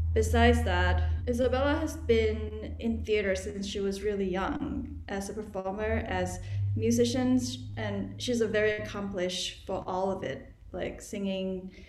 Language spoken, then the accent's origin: English; Thailand; now in United States; growing up in Thailand before moving to America